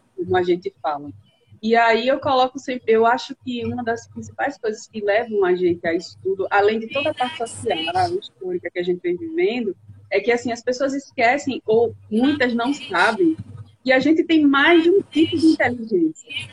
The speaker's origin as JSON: {"language": "Portuguese", "town": "Coruripe", "region": "Alagoas", "country": "Brazil", "tie": "born or raised there", "also_born_or_lived": "São Miguel dos Campos / São Paulo", "said": "morei a maior parte do tempo em Coruripe, já morei em São Paulo também"}